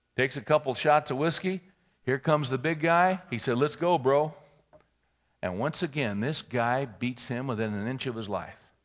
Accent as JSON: {"language": "English", "region": "California", "country": "United States", "tie": "born or raised there", "moved": "yes", "said": "I was born and raised in California."}